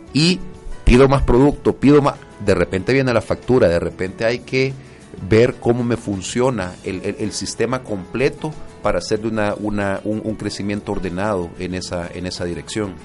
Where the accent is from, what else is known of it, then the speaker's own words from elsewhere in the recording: El Salvador; como buenos salvadoreños